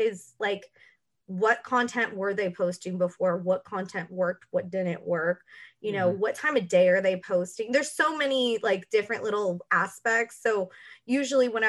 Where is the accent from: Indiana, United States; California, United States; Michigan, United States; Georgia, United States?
California, United States; Los Angeles; also born or lived in Texas; Me and my brother were born in Texas, but we were raised in Los Angeles